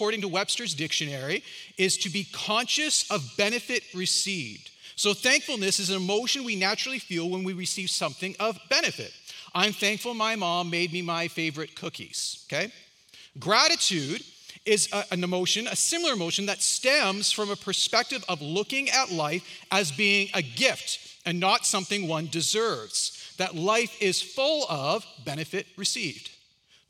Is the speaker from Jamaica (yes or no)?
no; Canada; I'm Canadian and I'm old